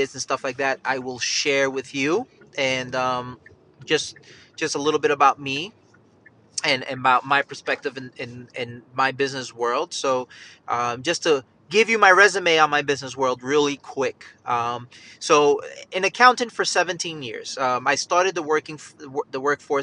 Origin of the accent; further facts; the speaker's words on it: Yonkers, New York, United States; moved away as an adult; also born or lived in Bronx, New York; now in Charlotte, United States; I'm actually from Yonkers, New York, raised in Yonkers, New York.